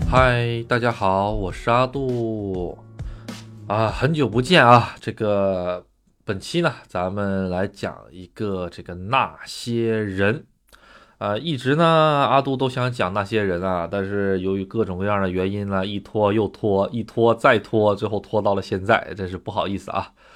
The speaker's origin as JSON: {"language": "Chinese", "country": "China", "moved": "yes", "lives_now": "Japan", "said": "我是中国人"}